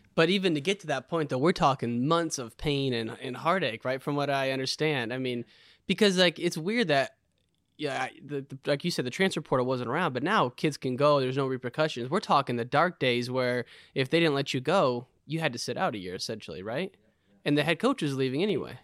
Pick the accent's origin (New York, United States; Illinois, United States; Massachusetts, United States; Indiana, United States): Illinois, United States; I grew up in Illinois, and there was this club, the Harvey Twisters, that was just legendary